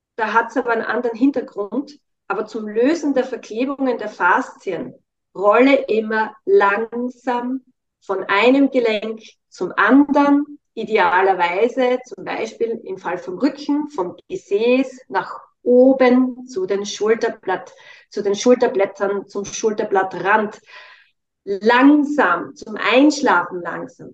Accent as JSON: {"language": "German", "region": "Styria", "country": "Austria", "said": "Ich komme ja aus der Steiermark"}